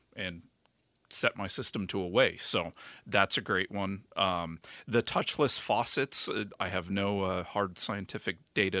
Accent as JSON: {"language": "English", "region": "Arizona", "country": "United States", "tie": "born or raised there", "said": "me being a native"}